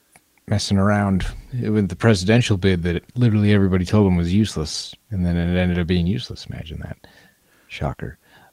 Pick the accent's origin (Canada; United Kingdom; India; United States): United States; Montana; we have an addiction crisis in my home state of Montana.